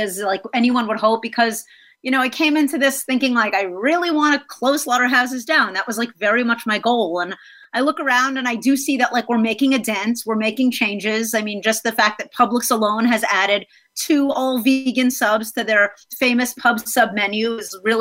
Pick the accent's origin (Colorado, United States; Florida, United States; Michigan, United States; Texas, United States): Florida, United States; South; also born or lived in New York City; now in Los Angeles, United States; most of my upbringing was in Florida.